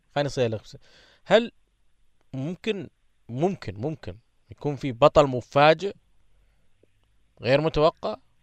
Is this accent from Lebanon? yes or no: no; Saudi Arabia; عندنا في السعوديه